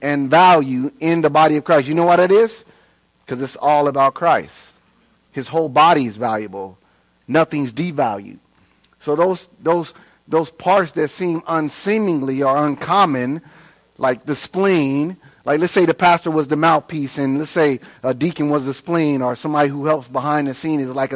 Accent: Inglewood, California, United States; now in Queen Creek, United States; I was raised in Inglewood, L.A., in the hood

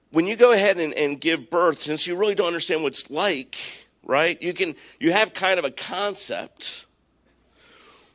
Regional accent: Maryland, United States; I grew up in Maryland

